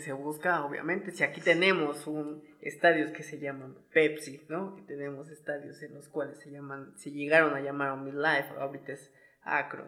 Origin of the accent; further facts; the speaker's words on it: Mexico; yo como aficionado mexicano, como este patriota puro